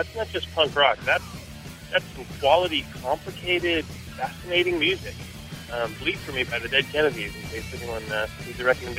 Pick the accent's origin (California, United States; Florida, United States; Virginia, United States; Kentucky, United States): California, United States; San Francisco; now in Oakland, United States; from Oakland, California, longtime San Francisco native before Oakland.